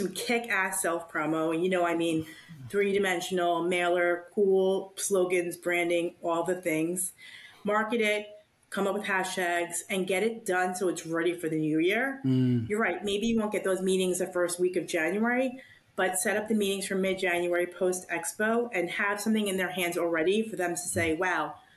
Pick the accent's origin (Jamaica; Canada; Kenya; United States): United States; I'm American